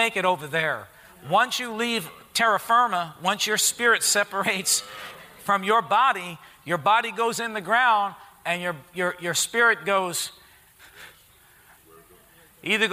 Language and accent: English; Harrison, United States; I grew up in Harrison, at the St. Gregory's Church